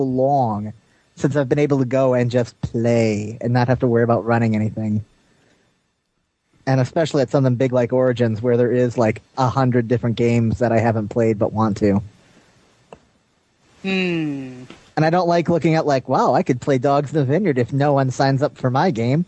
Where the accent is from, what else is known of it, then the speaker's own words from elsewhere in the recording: Chicago, Illinois, United States; moved away; I was born and raised in the Chicago area